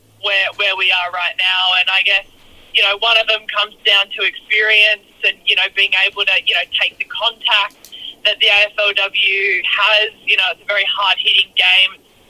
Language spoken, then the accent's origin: English; Blue Mountains, New South Wales, Australia; I grew up in the Blue Mountains